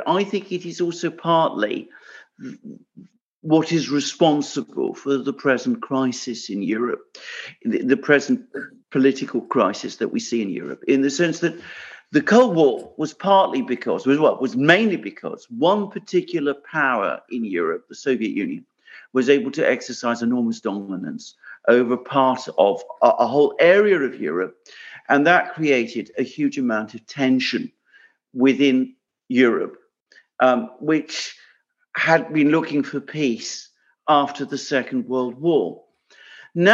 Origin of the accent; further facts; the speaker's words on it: United Kingdom; I'm British, but I also have Greek ancestry